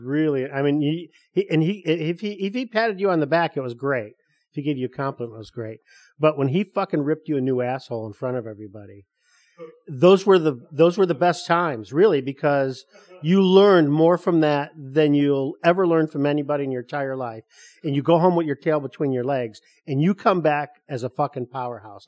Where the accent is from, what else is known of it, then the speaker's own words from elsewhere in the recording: Detroit, Michigan, United States; moved away as an adult; also born or lived in Chicago; I was born and raised in Detroit